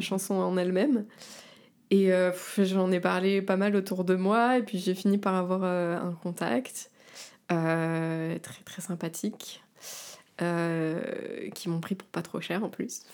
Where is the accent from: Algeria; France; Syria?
France; Var, Provence-Alpes-Côte d'Azur; moved away as an adult; now in Paris, France; je viens de la Côte d'Azur, du Var